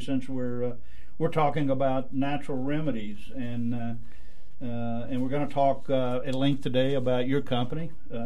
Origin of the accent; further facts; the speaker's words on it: Highlands of Scotland, United Kingdom; I'm Scottish and from the Highlands of Scotland, and we are the indigenous people of Scotland